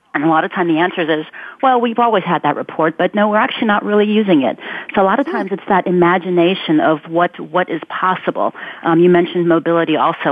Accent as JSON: {"language": "English", "town": "Ulm", "region": "Baden-Württemberg", "country": "Germany", "tie": "born or raised there", "moved": "yes", "said": "I'm originally from Germany and Albert Einstein is from my hometown"}